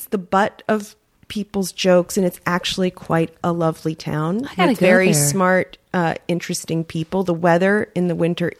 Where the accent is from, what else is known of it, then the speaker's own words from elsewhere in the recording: New York City, New York, United States; moved away as an adult; now in Los Angeles, United States; I grew up on the Upper West Side.